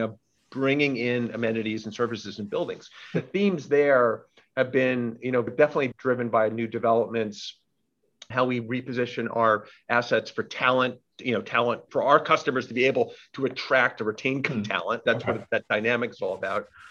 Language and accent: English; New York City, New York, United States; I'm born and raised in New York, multi generation in New York City